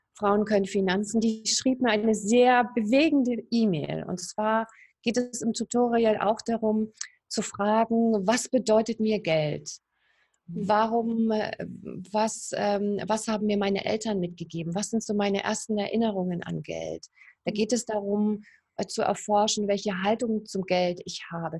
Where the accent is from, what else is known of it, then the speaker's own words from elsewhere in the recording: East Germany, Germany; moved away as an adult; Ich komme ja aus der DDR, ich bin da aufgewachsen